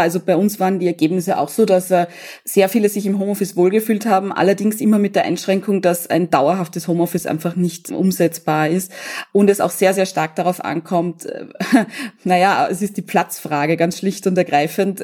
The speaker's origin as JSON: {"language": "German", "country": "Austria", "said": "bei uns in Österreich"}